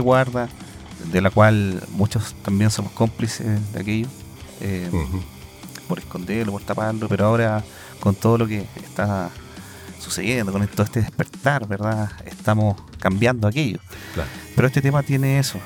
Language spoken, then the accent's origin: Spanish; Chile; nosotros, eh, como chilenos